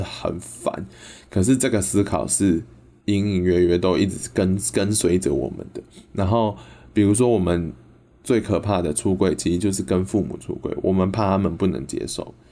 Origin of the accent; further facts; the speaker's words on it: Yunlin County, Taiwan; 我们家乡云林